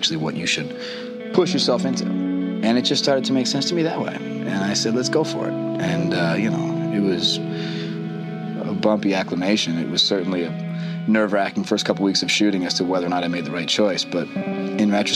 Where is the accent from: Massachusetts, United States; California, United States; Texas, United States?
Massachusetts, United States; Boston; moved away as an adult; now in Los Angeles, United States; I'm from Boston